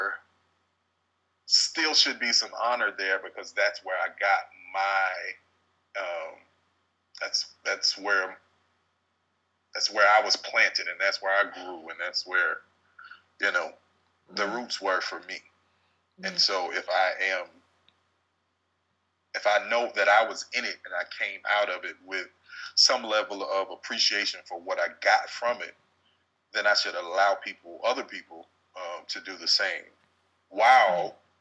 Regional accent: Hope, United States; I'm from Hope. Y'all got to understand, I'm country and I'm a little hood.

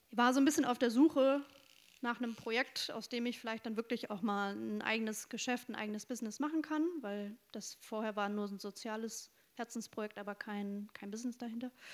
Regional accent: North Rhine-Westphalia, Germany; moved away as an adult; now in Bremen, Germany; Ostwestfälin, sehr konservativ aufgewachsen.

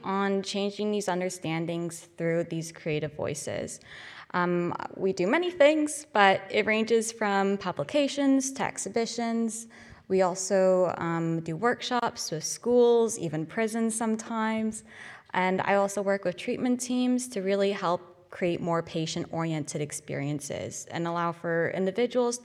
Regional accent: Toronto, Ontario, Canada; moved away as an adult; now in Glasgow, United Kingdom; I come from Toronto, Canada, so all the way across the pond

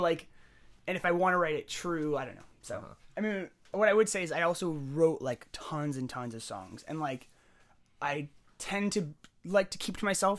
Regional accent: San Jose, California, United States; also born or lived in Bellingham; born and raised in San Jose

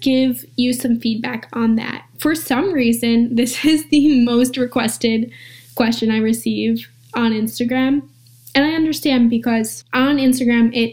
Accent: Long Island, New York, United States; I'm from Long Island

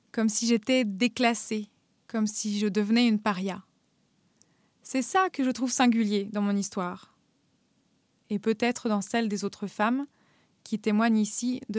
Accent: Normandy, France; moved away as an adult; also born or lived in Paris; now in Berlin, Germany; J'ai grandi à Paris puis en Normandie et je vis maintenant à Berlin.

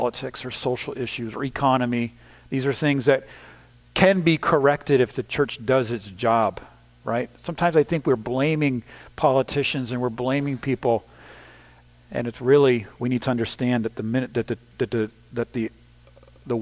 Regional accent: the Northeast of the United States, United States; moved away; also born or lived in Ukraine; the kind of culture I grew up in the Northeast of the United States

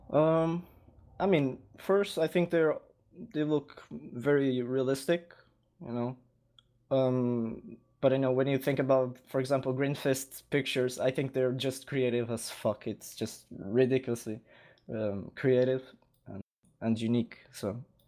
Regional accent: Lisbon, Portugal; I was born in Lisbon and I currently li-, live here

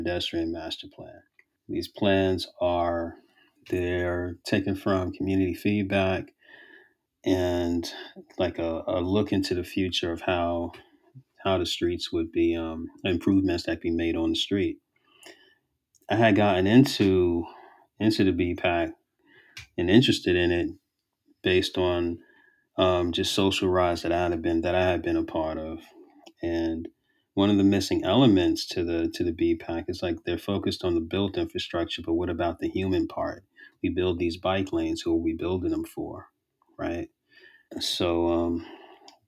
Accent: New York City, New York, United States; now in Richmond, United States; A lot of how I grew up in Brooklyn also speaks to the work that I do now

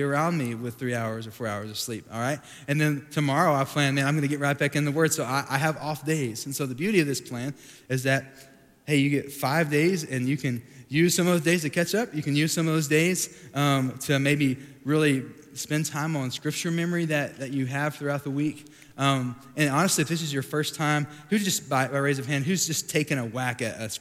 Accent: Sweetwater, Texas, United States; moved away as an adult; also born or lived in Dallas, Texas; I grew up in Sweetwater, Texas, has about 11,000 people

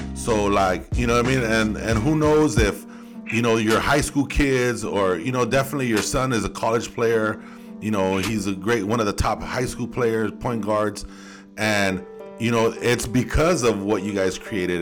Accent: Los Angeles, California, United States; I was from Southeast Los Angeles

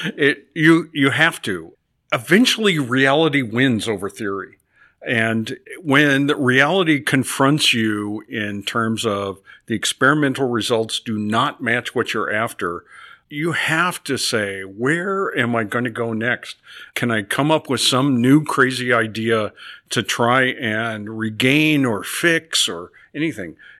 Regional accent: Nebraska, United States; moved away as an adult; I grew up in Nebraska on a farm

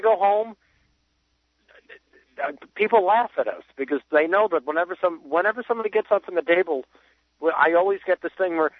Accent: Chicago, Illinois, United States; moved away as an adult; now in Florida, United States; Well, I'm 20. I'm currently sitting in Florida right now, but I'm from Chicago, so my parents are up in Chicago.

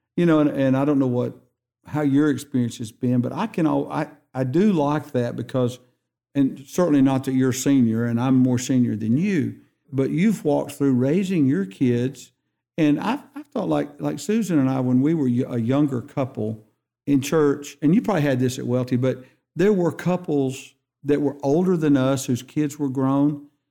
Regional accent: Hansville, Alabama, United States; also born or lived in Wilsonville, Shelby County, Alabama; I'm growing up in Hansville

